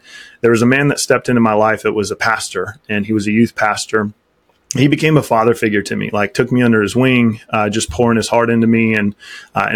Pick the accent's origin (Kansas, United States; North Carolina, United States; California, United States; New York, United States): Kansas, United States; Topeka; I'm a Kansas farm boy at heart. I grew up in the Midwest, just outside of Topeka, Kansas.